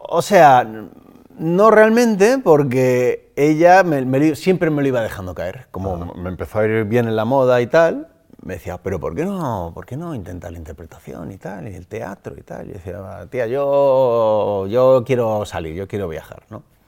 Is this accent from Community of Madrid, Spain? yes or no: yes; Móstoles, Community of Madrid, Spain; Soy de Móstoles, me he criado en Móstoles. He nacido en Madrid, pero mm, me crié en Móstoles desde los tres años